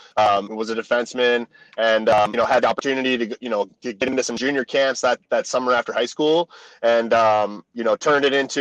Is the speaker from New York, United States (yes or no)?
yes; Buffalo, New York, United States; moved away; also born or lived in Amherst, New York; I'm from Buffalo, New York. I was born in Amherst. I grew up playing for Amherst Knights, Buffalo Regals.